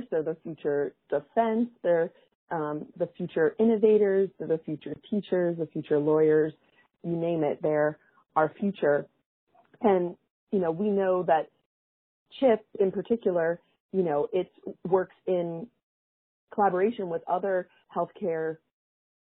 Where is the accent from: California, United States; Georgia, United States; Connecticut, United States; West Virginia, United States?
West Virginia, United States; my home state, West Virginia